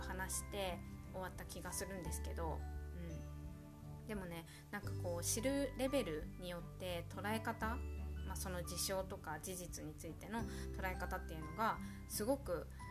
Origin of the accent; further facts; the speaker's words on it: Japan; 地震が多い国日本で生まれ育っている